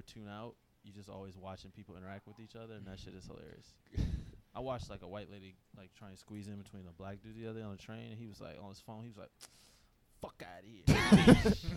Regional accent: Los Angeles, California, United States; moved away as an adult; now in New York, United States; I'm from Los Angeles

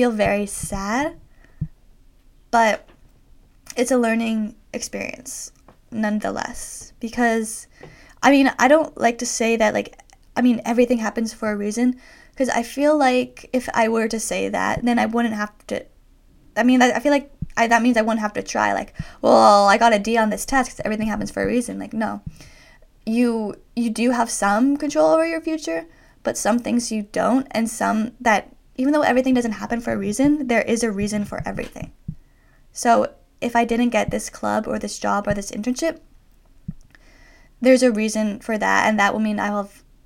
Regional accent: Toronto, Ontario, Canada; moved away as an adult; also born or lived in Boston; we're both from Toronto

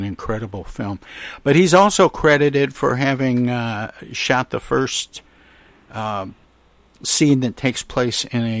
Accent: Michigan, United States; my home state of Michigan in the Upper Peninsula, where, you know, you wouldn't expect to see Hollywood types ever.

